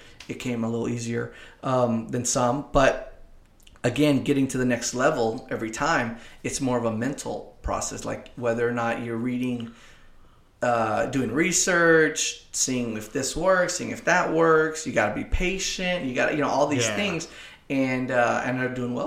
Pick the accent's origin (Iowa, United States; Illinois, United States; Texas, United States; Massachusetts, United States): Texas, United States; Kingsville; also born or lived in Corpus Christi; it's my hometown